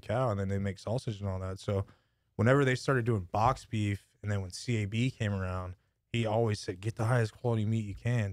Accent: Lockhart, Texas, United States; moved away as an adult; now in Austin, United States; born and raised in La Carra, graduated from there

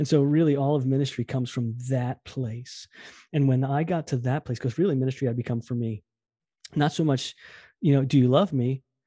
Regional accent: New Jersey, United States; moved away as an adult; also born or lived in West Virginia; now in Westover, United States; I'm from Jersey

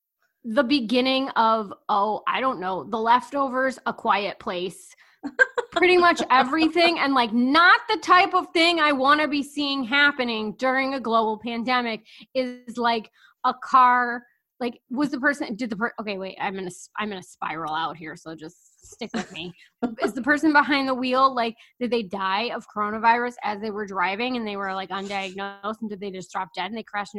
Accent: Chicago, Illinois, United States; I'm from Chicago. I don't want to talk to a stranger.

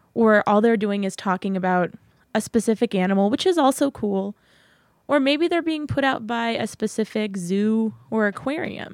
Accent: San Antonio, Texas, United States; moved away as an adult; now in Massachusetts, United States; I was born and raised in San Antonio, Texas

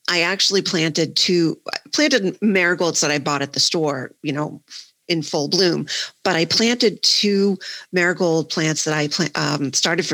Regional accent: Worcester, Massachusetts, United States; I live in Worcester. I'm from Worcester

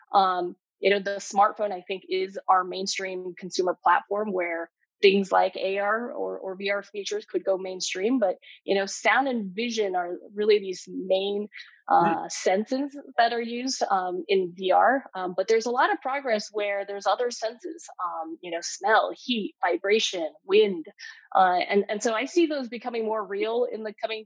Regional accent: Bay Area, California, United States; growing up in the Bay Area, living here for so long

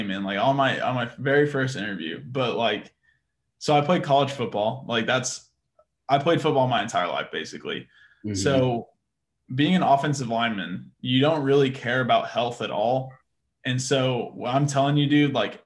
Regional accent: Austin, Texas, United States; also born or lived in Seguin; now in San Antonio, United States; I'm originally from Austin. I'm in San Antonio now

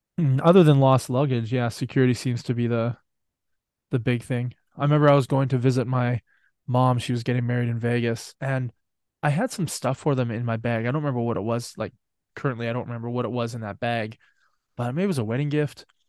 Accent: Canada; I'm Canadian

